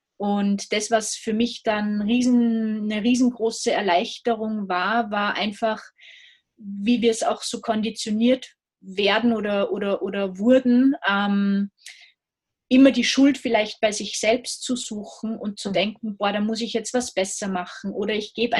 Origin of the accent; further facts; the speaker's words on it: Salzburg, Austria; ich komme aus Österreich, aus Salzburg